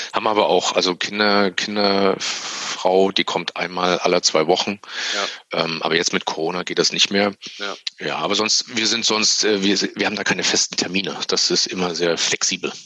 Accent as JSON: {"language": "German", "region": "East Germany", "country": "Germany", "tie": "born or raised there", "said": "ich bin ja selber auch Ossi"}